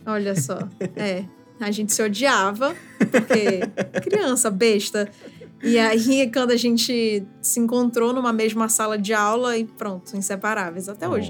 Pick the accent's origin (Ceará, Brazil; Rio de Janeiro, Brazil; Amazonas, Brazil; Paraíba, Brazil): Amazonas, Brazil; Manaus; moved away as an adult; now in São Paulo, Brazil; nasci e cresci em Manaus. Até meus 24 anos eu morei lá